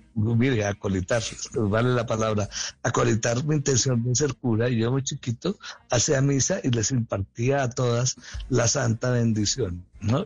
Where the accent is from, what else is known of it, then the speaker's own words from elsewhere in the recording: Bogotá, Colombia; claro que soy un bogotano, y claro que soy un bogotano mm, eh, esencial y he pasado toda mi vida aquí